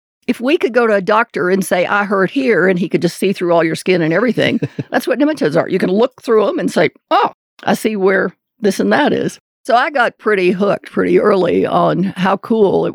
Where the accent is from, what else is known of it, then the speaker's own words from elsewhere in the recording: Kentucky, United States; I grew up in Kentucky